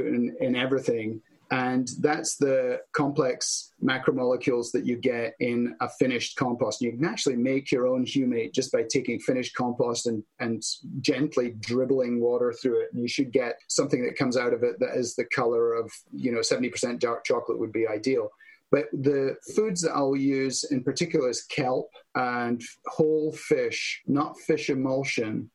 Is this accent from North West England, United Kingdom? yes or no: no; Scotland, United Kingdom; moved away; Scotland, in my home country